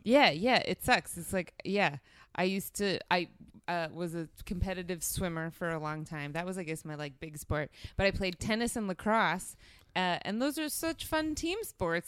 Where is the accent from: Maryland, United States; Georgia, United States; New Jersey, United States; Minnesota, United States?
New Jersey, United States; moved away; I'm from South Jersey, which is a suburb of Philadelphia